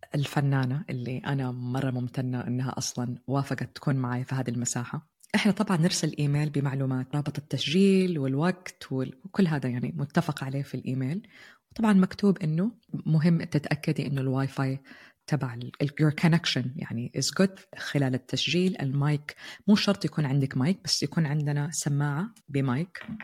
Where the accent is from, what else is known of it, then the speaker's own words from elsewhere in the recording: Jeddah, Makkah Province, Saudi Arabia; moved away as an adult; also born or lived in Turkey; now in Netherlands; أنا قررت أنتقل خارج مدينتي الحبيبة جدة وعشت في تركيا لفترة والآن نقلنا على هولندا